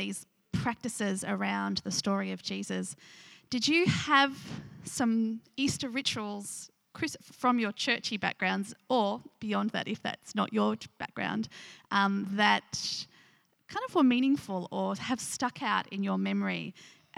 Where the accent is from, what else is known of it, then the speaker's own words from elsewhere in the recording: Nunawading, Victoria, Australia; I grew up around the Seventh-day Adventist school in Nunawading